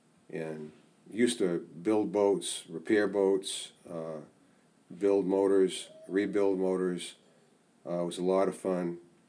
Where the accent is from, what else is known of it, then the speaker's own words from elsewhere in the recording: Saco, Maine, United States; also born or lived in Boston; now in Rangeley, United States; I was raised in Saco.